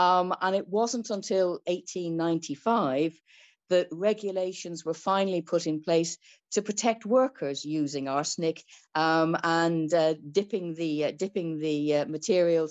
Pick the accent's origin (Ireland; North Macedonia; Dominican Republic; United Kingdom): Ireland; I'm Irish